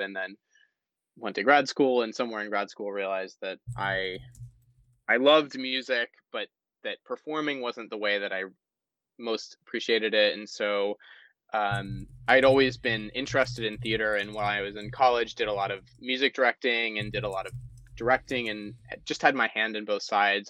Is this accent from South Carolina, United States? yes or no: yes; South Carolina, United States; I'm from South Carolina, and South Carolina is not a, a, as a state a very supportive place for the arts